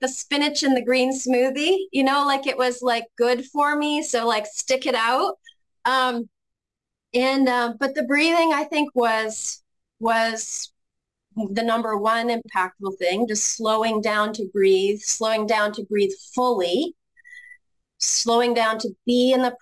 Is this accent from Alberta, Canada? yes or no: no; Ontario, Canada; moved away as an adult; now in Grand Rapids, United States; I'm originally from Canada, and we were about an hour and a half drive from Toronto.